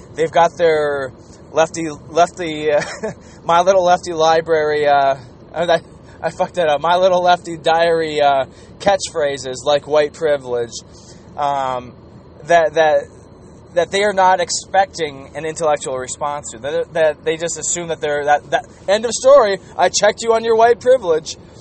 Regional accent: Minnesota, United States; I was from the Gopher State, and that uh, the women that I was raised with, the women that I grew up with here in Minnesota

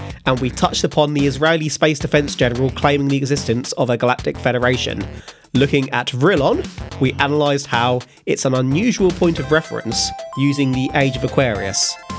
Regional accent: United Kingdom; we are British

